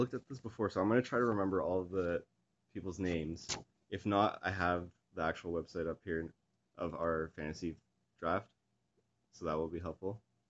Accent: Canada; We're Canadian

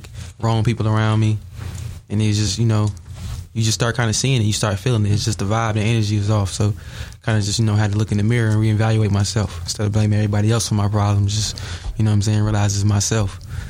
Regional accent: Bolingbrook, Illinois, United States; also born or lived in Chicago; I love Bolingbrook. That's my hometown and everything, but it's not too much opportunity out there. So I went to Chi.

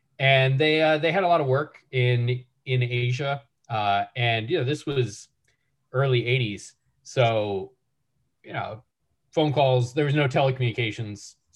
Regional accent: Nashville, Tennessee, United States; moved away as an adult; also born or lived in Chicago / Europe / New York / Washington, D.C.; I'm originally from Nashville. So grew up in Nashville, Tennessee, and only moved away for college

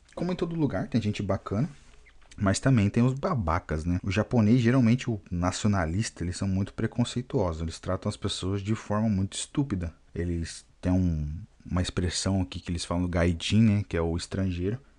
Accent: Brazil; first language Portuguese; moved away as an adult; now in Japan; enquanto brasileiro

